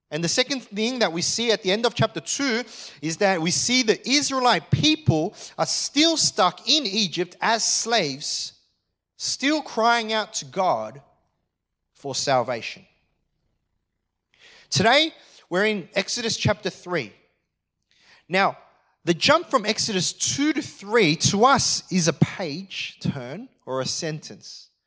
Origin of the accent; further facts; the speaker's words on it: Australia; I am an Australian.